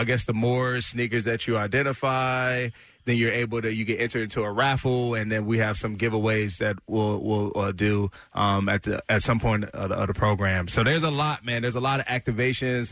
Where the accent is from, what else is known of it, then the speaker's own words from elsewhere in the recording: Maryland, United States; now in Philadelphia, United States; my hometown in Maryland